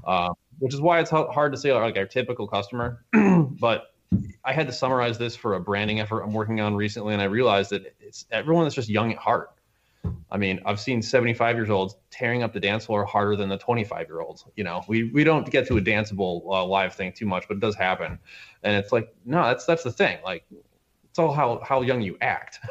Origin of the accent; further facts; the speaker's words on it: Glens Falls, New York, United States; I'm from Glens Falls